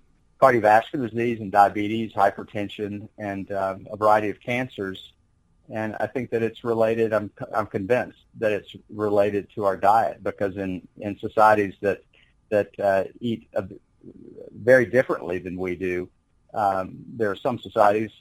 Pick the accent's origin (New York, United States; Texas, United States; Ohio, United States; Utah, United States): Texas, United States; Corsicana; also born or lived in Sewanee, Tennessee / Tucson, Arizona / Columbia, Missouri; now in Midland, United States; I grew up in Central Texas in Corsicana